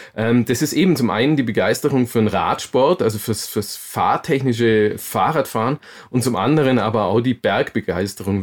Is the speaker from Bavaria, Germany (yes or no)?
yes; Augsburg, Bavaria, Germany; in Augsburg. Und ähm, bin da auch tatsächlich aufgewachsen